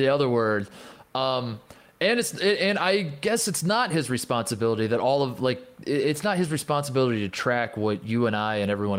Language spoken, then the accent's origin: English; Indiana, United States; I'm from Indiana